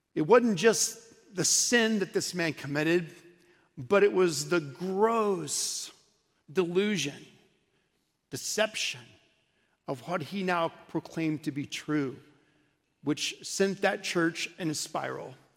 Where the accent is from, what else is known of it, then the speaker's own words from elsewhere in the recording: Oklahoma City, Oklahoma, United States; also born or lived in St. Louis; now in Dallas, United States; I grew up in Oklahoma City